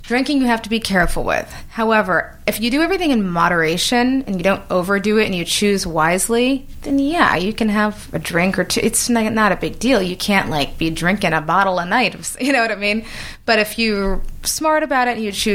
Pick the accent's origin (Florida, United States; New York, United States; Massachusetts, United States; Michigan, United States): New York, United States; moved away as an adult; now in Los Angeles, United States; I was born and raised in New York, worked in New York all my life, went to school